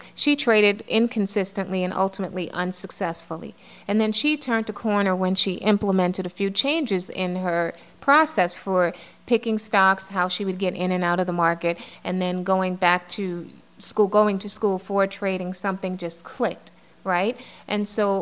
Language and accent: English; New York City, New York, United States; I grew up in the Bronx, you know, in a building in the South Bronx